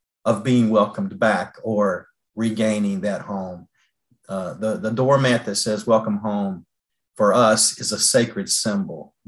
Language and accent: English; North Carolina, United States; Kim and I are born and bred in North Carolina